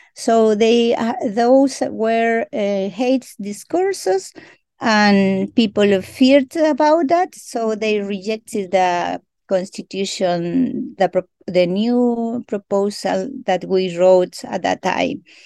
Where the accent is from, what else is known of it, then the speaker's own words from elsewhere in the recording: Chile; first language Mapudungun; English is a second language; I greeting you in my mother tongue that is very important for me and for my people that you hear my voice in my mother tongue because we are a original nation here in Chile